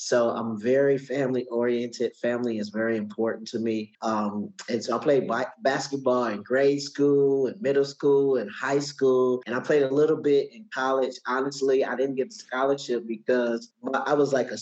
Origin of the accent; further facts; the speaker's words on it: Milwaukee, Wisconsin, United States; moved away as an adult; now in Atlanta, United States; I grew up in Milwaukee, Wisconsin. I live in Atlanta, Georgia now.